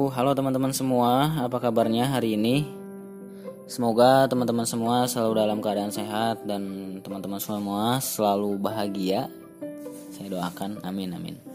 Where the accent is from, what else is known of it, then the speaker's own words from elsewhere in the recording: Bandung, West Java, Indonesia; born there; Asal saya, saya lahir di Kota Kembang. Rumah saya di Kota Metropolitan, sekolah saya di kota santri